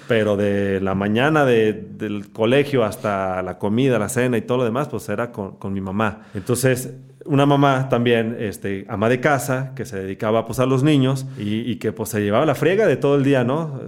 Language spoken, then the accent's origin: Spanish; Guadalajara, Jalisco, Mexico; Soy tapatío